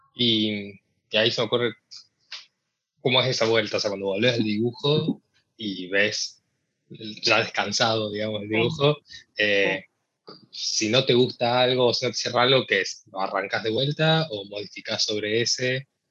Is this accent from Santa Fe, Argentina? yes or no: no; Córdoba, Argentina; moved away as an adult; now in United States; yo soy de Córdoba